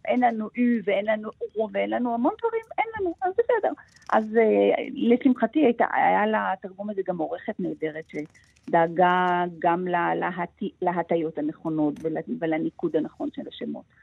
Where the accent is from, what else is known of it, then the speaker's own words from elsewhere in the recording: Israel; אנחנו גדלנו בארץ שמעולם לא השתמשה בתאורת גז